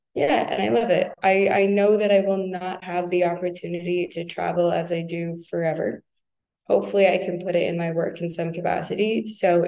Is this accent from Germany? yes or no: no; United States; now in France; I had the opportunity to, as an American in France, you're like, oh my God, I have to go everywhere. I'm in Europe.